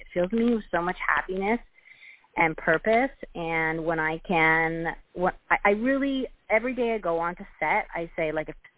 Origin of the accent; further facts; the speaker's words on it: Vancouver, British Columbia, Canada; now in Toronto, Canada; I'm from Vancouver originally, but I live in Toronto.